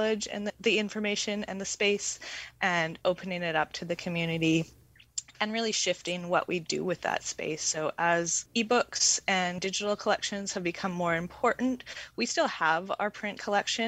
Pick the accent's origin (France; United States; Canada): Canada; Comox Valley, British Columbia; moved away as an adult; also born or lived in Montreal / Vancouver; I grew up in the Comox Valley and I lived in Montreal for about 9 years and then Vancouver.